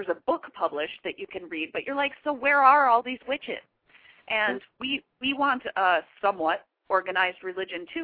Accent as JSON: {"language": "English", "region": "Michigan", "country": "United States", "tie": "born or raised there", "also_born_or_lived": "Chicago, Illinois", "moved": "yes", "lives_now": "Hollywood, United States", "said": "I grew up in Michigan originally, but I did live in Chicago for a long time"}